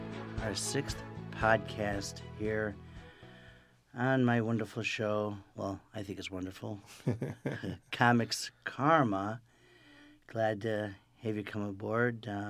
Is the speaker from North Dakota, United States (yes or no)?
no; Rochester, New York, United States; now in Los Angeles, United States; I'm from Rochester, New York